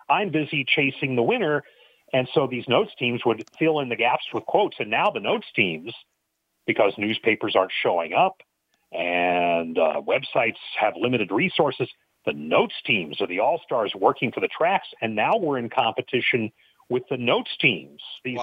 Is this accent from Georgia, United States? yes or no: no; Chico, California, United States; I grew up in, in Chico, California. I went to the same high school as Aaron Rodgers